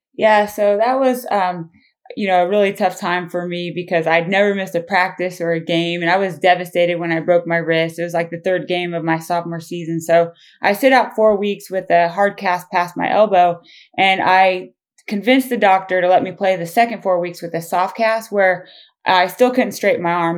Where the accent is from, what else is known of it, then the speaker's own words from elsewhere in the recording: Claflin, Kansas, United States; moved away; growing up in Claflin is a huge reason, um, why I'm here today